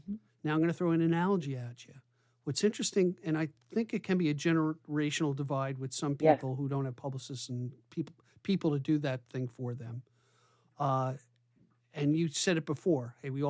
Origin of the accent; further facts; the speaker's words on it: New York, United States; I'm from New York and that's what we do.